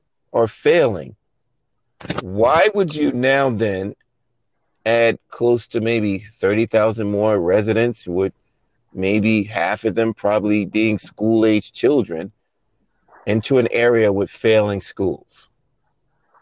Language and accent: English; New York City, New York, United States; also born or lived in Rockaway; I'm from Brooklyn